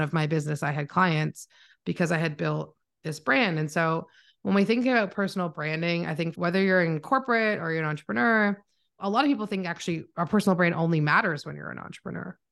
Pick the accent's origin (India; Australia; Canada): Canada; accent: Canadian; also born or lived in Toronto; I am Canadian, so if you hear my accent, I am from Canada.